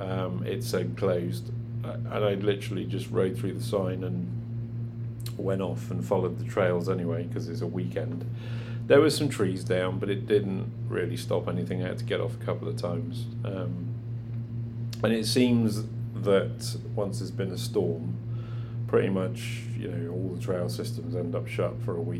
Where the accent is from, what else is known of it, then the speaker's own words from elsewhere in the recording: England, United Kingdom; now in Canada; Being English